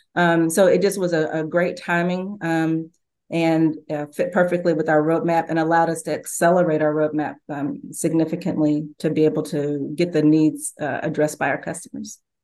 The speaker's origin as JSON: {"language": "English", "town": "Louisville", "region": "Kentucky", "country": "United States", "tie": "born or raised there", "said": "I grew up in Louisville, Kentucky with, uh, Muhammad Ali"}